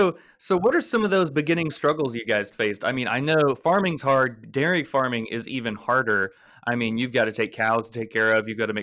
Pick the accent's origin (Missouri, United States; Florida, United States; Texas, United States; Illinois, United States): Florida, United States; Blountstown; So I'm from Bluntstown. So Marianna was like my neck of the woods.